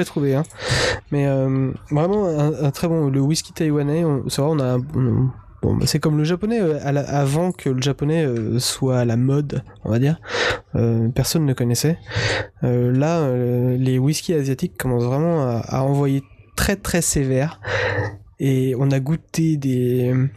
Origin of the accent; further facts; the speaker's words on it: Breton, Brittany, France; en tant que breton